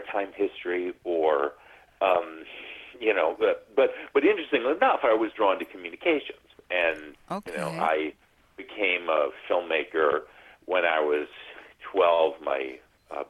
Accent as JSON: {"language": "English", "region": "New England", "country": "United States", "tie": "born or raised there", "moved": "yes", "lives_now": "California, United States"}